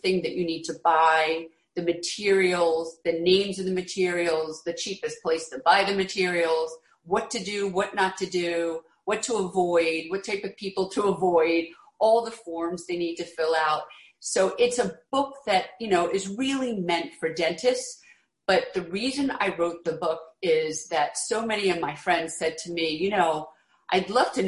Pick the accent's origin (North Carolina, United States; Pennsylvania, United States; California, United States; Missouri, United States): Pennsylvania, United States; Philadelphia; moved away as an adult; also born or lived in New York City; now in the Hamptons, United States; I grew up in Philadelphia